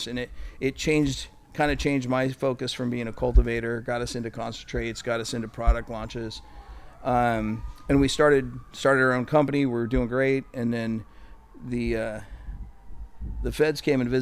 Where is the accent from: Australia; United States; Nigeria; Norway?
United States; Santa Rosa, California; I'm from Northern California